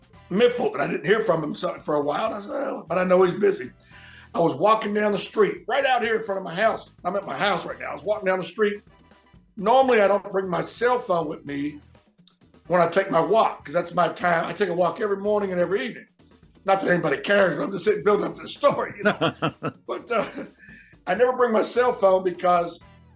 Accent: right outside of Memphis, Tennessee, Mississippi, United States; accent: southern; also born or lived in West Virginia; Right outside of Memphis, Tennessee. Yeah, yeah. So I was born in West Virginia, but I've been here basically my whole life

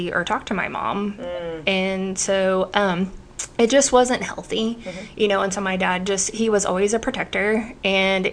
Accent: Oklahoma, United States; I've been born and raised in Oklahoma

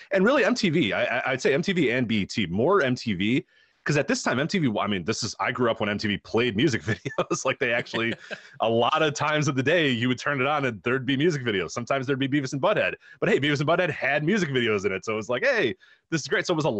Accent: Chicago, Illinois, United States; because I mean, obviously growing up in the 90s, growing up in Chicago in the 90s, a great time to become a basketball fan, obviously.

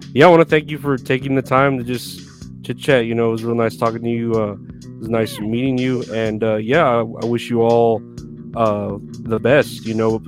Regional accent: Texas, United States; I'm from Texas

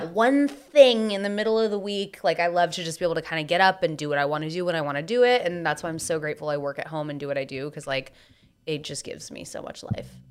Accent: San Diego, California, United States; I was born on December twelfth on a Monday at ten oh nine A M in San Diego

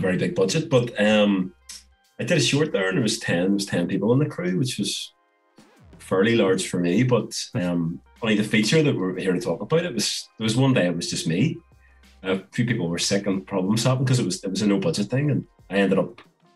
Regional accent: Belfast, Northern Ireland, United Kingdom; I'm a filmmaker from Belfast

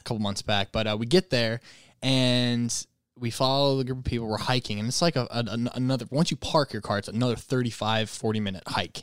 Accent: Michigan, United States; moved away as an adult; now in Los Angeles, United States; I'm a Michigan boy

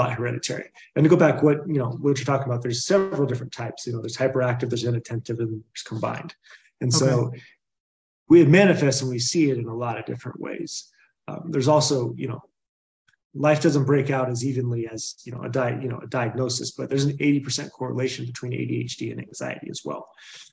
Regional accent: Boulder, Colorado, United States; also born or lived in Tennessee; I was born in Boulder, Colorado, grew up around here, kind of bounced between Tennessee and here, but grew up here.

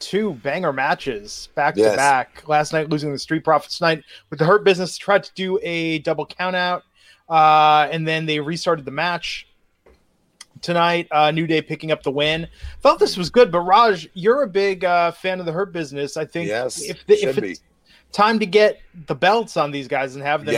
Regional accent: California, United States; growing up in California

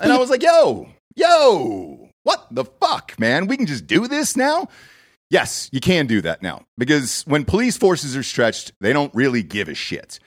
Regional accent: Atlanta, Georgia, United States; now in Austin, United States; I grew up in Atlanta, Georgia.

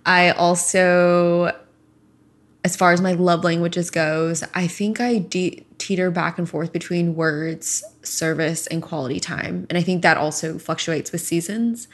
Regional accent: Sugar Land, Texas, United States; moved away as an adult; also born or lived in Houston, Texas / Arizona; I am from Houston, Texas originally. I'm an only child. Both my parents are from Hong Kong, and I pretty much lived in Houston my entire first 18 years and grew up in Sugarland

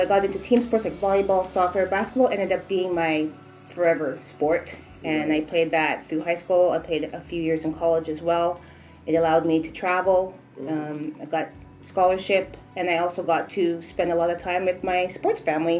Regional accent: Trelawny, Jamaica; I'm Jamaican from Trelawney.

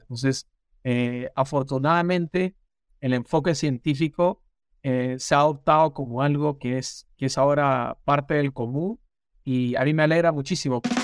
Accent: Peru; moved away as an adult; also born or lived in Lima, Peru / Maryland, United States; now in United States; yo soy peruano de nacimiento

